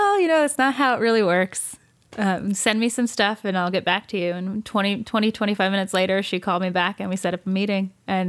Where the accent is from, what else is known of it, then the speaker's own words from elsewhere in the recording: New Jersey, United States; I'm from Jersey and I'm Italian